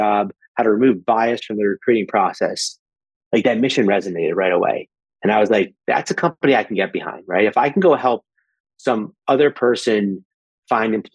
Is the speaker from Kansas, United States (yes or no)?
no; Syracuse, New York, United States; I grew up in Syracuse, New York